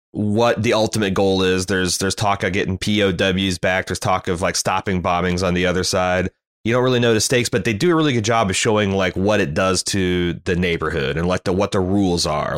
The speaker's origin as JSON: {"language": "English", "country": "United States", "said": "as an American living in the, the early tw, going into the twenty-first century"}